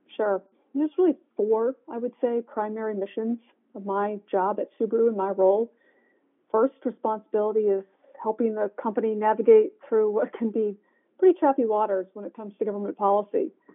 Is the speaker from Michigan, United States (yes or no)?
yes; Michigan, United States; now in Washington, D.C., United States; I'm from Michigan, so I'm native Michigander